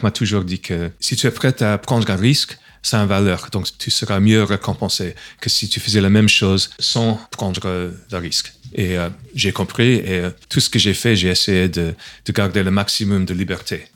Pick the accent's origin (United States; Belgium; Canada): United States; New York; French is a second language; moved away as an adult; now in Montpellier, France; je suis de New York, donc c'était au lycée que j'ai vu les premiers ordinateurs